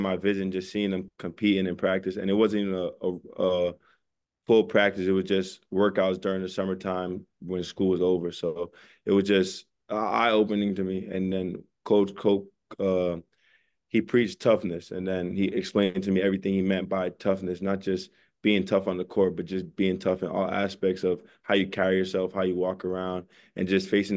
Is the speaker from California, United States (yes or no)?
no; New York City, New York, United States; I'm from New York